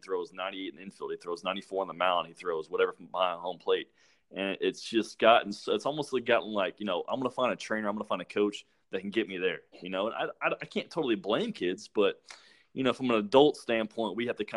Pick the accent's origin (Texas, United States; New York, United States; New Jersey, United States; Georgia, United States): Georgia, United States; Atlanta; I grew up in Atlanta